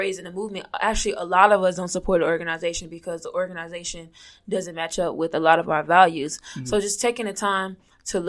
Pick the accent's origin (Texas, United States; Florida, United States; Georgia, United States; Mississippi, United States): Florida, United States; Orlando; moved away as an adult; I was born and raised in Orlando, Florida